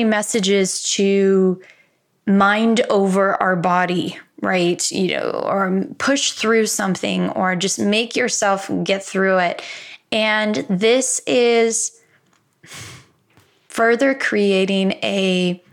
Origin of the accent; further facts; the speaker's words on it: Midwest, United States; I'm from the Midwest